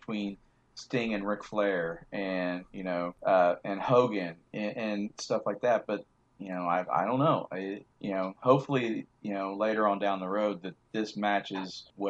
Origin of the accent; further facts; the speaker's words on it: Oklahoma, United States; We're both from Oklahoma